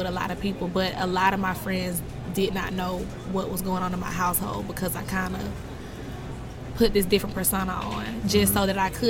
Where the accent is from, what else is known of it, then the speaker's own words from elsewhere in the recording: Thomson, Georgia, United States; also born or lived in Augusta, Georgia; I was born originally at MCG. Mm-hmm. And then I was raised in Thompson, Georgia. So, right down the street.